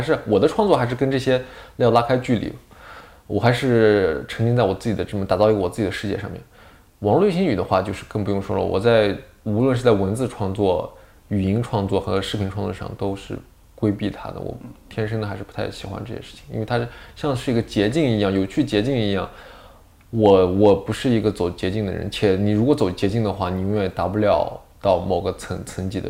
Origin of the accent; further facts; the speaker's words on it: Northwest China, China; 我山西人，我也是前后鼻音不分。这方面是错乱，西北人嘛，西北那块儿